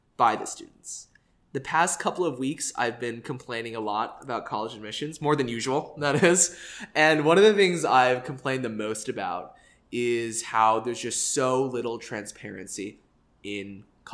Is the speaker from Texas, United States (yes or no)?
yes; Dallas, Texas, United States